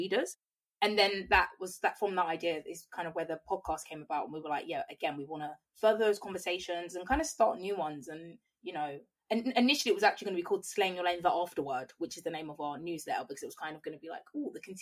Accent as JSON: {"language": "English", "town": "Croydon", "region": "London", "country": "United Kingdom", "said": "I'm from Croydon"}